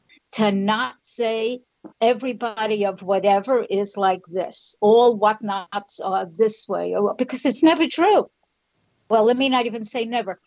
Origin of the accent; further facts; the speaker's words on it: New York, United States; moved away as an adult; now in Florida, United States; I'm from New York. I now live in Florida.